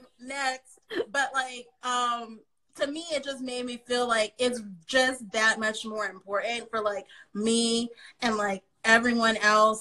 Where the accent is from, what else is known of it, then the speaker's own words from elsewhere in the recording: San Jose, California, United States; now in Philadelphia, United States; I grew up in San Jose, California